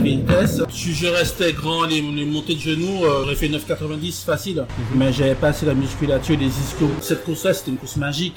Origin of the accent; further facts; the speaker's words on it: Martinique; qui était un compatriote Martinique avec moi